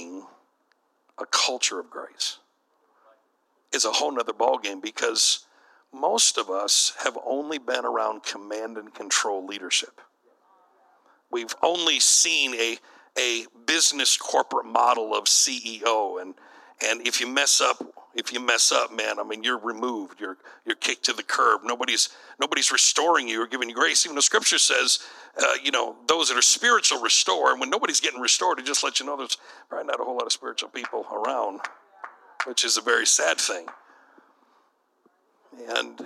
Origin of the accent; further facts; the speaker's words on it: Michigan, United States; my home state.